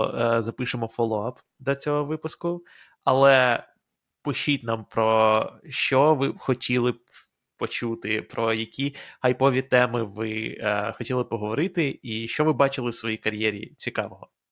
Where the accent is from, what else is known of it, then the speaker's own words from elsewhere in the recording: Ukraine; moved away as an adult; now in United States; в Україні ти розмовляєш українською е, все своє життя